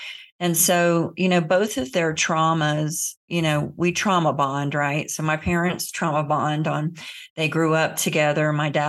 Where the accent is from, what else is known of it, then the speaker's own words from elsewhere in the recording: Florida, United States; I grew up in the South in Central Florida in the Bible Belt.